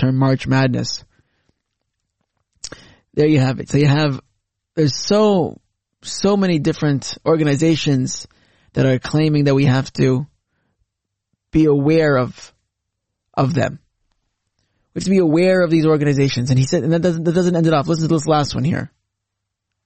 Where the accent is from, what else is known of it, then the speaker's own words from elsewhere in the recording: Canada; as a Canadian